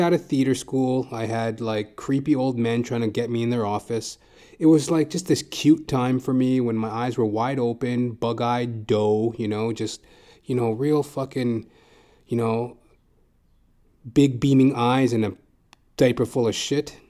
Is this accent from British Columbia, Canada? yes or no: no; Edmonton, Alberta, Canada; moved away as an adult; also born or lived in Calgary, Alberta; now in Toronto, Canada; I'm originally from Edmonton, Alberta